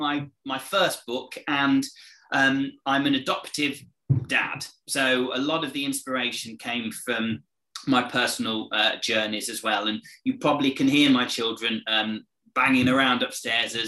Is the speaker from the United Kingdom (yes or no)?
yes; England, United Kingdom; I'm from England, if you didn't get from the accent